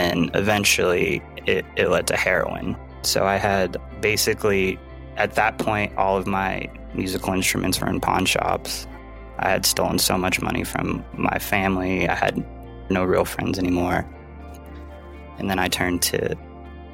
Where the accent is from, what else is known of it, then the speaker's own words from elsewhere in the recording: Carson City, Nevada, United States; also born or lived in Long Beach, California; I was actually born in Long Beach, California, but we moved to Carson City, Nevada when I was really little.